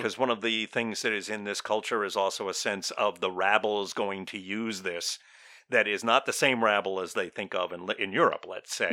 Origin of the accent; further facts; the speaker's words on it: United States; we're from the United States of America